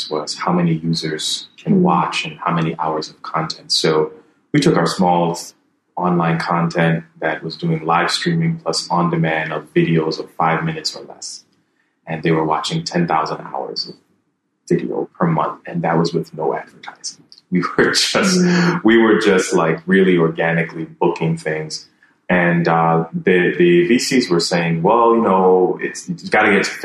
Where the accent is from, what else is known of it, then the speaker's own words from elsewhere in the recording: Jamaica; now in Ivory Coast; coming back here as a Jamaican, I was born in Jamaica